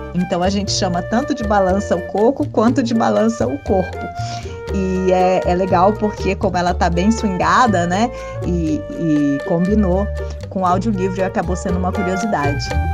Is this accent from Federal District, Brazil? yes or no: yes; Brasília, Federal District, Brazil; eu cresci em Brasília